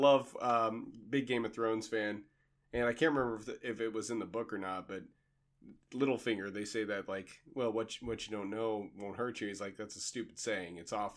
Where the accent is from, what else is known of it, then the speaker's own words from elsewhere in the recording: Kansas, United States; Even though I'm from Kansas, I'm still sweet.